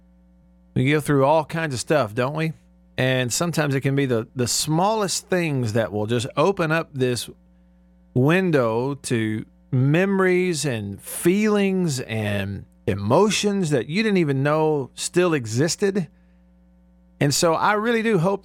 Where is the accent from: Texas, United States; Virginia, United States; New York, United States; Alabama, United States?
Alabama, United States; growing up in Alabama